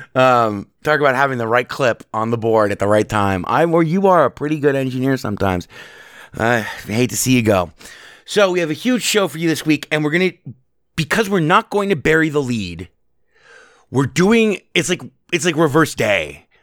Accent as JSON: {"language": "English", "town": "Las Vegas", "region": "Nevada", "country": "United States", "tie": "born or raised there", "said": "I was born and raised here in Las Vegas"}